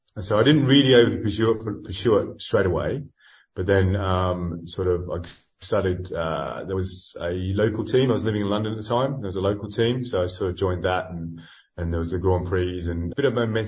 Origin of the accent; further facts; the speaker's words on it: Australia; moved away; And I'm not originally from this country. I came from Australia about 20 years ago.